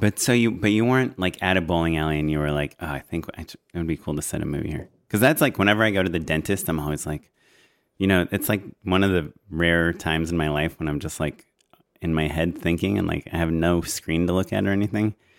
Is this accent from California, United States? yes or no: yes; Yorba Linda, California, United States; my hometown is Orange County, in Orange County.